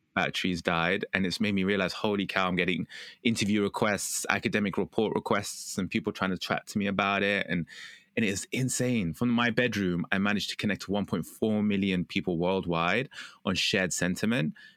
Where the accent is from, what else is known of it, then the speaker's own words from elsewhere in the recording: United Kingdom; I'm British